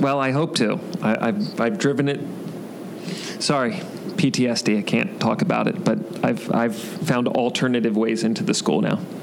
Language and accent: English; Maryland, United States; moved away; I'm from Maryland.